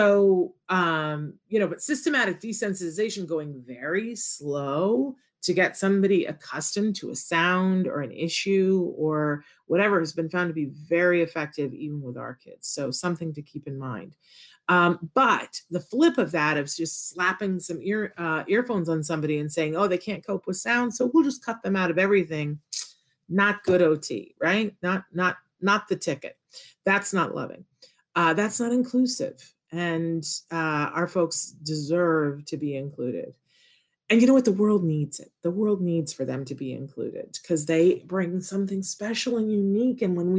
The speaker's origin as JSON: {"language": "English", "country": "Puerto Rico", "tie": "born there", "said": "I was born in Puerto Rico and I very much want to go to Puerto Rico"}